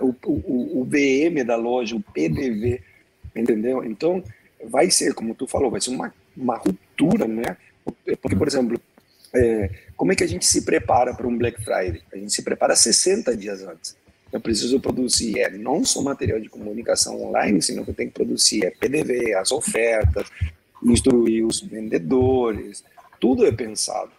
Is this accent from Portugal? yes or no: no; Argentina; now in Brazil; Eu sou argentino mais brasileiro do mundo aqui